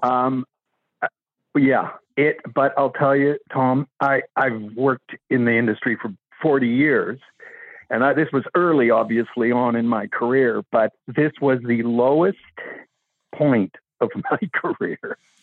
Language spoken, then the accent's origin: English; Vancouver, British Columbia, Canada; I am actually from Vancouver. That's where I live